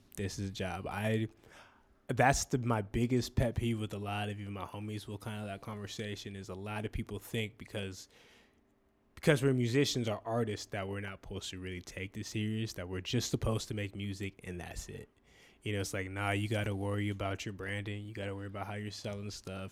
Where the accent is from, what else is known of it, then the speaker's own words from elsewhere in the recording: Spanaway, Washington, United States; growing up in Spanaway